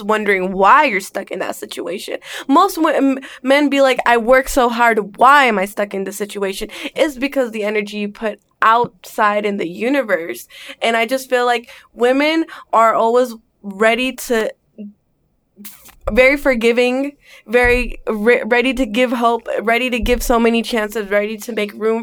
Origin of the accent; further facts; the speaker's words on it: Bay Area, Northern California, United States; also born or lived in Englewood, New Jersey; now in Los Angeles, United States; I grew up in Northern California. I am from the Bay Area.